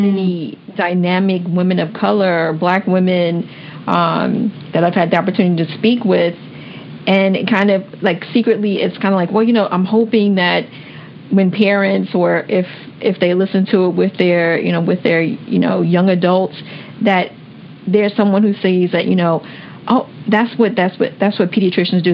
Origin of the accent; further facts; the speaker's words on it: Washington, District of Columbia, United States; I grew up in Washington D.C.